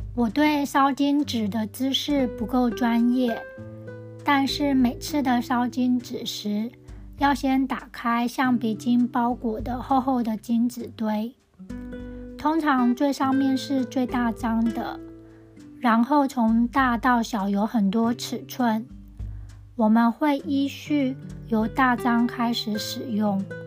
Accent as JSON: {"language": "Chinese", "town": "Tianzhong", "region": "Changhua County", "country": "Taiwan", "tie": "born or raised there", "said": "我的老家田中的巷口有一家金子店"}